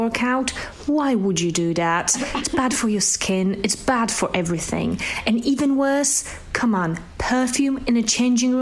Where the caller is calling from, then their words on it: London, United Kingdom; I'm calling from London. That's London, England, not London, Ontario